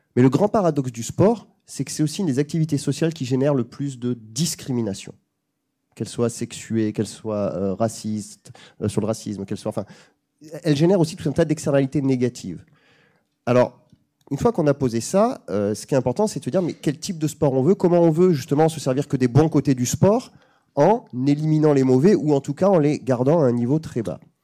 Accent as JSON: {"language": "French", "town": "Bayonne", "region": "Nouvelle-Aquitaine", "country": "France", "said": "je viens de Bayonne"}